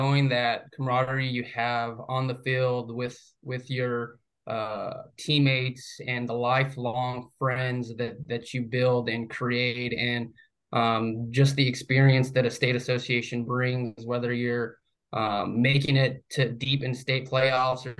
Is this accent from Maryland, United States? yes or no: no; New Mexico, United States; moved away as an adult; now in Florida, United States; I was born and raised in New Mexico. So it was the first time living outside of New Mexico.